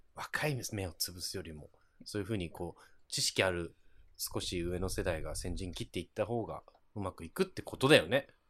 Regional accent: Kyushu, Japan; now in London, United Kingdom; やっぱ九州男児やから

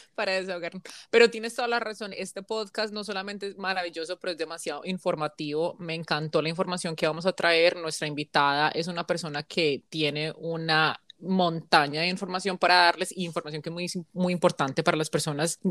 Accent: United States; also born or lived in Colombia / South Korea; Yo crecí en los Estados Unidos

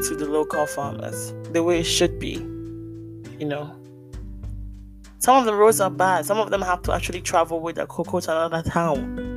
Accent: Ghana; I'm Ghanaian

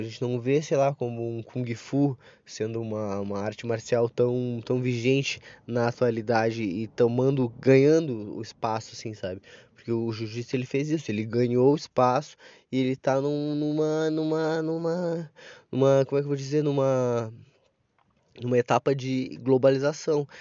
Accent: Brazil; como brasileiro

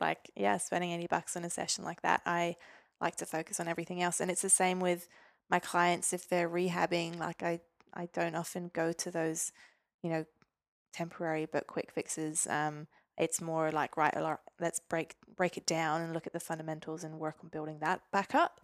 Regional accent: Stavanger, Rogaland, Norway; moved away as an adult; now in Newcastle, Australia; Stavanger where I grew up in Norway

